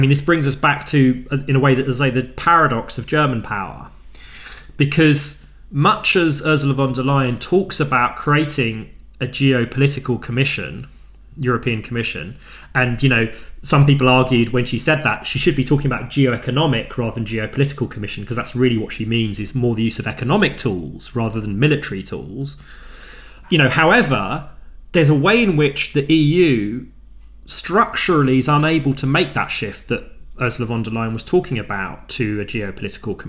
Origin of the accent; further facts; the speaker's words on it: United Kingdom; I'm biased as a Brit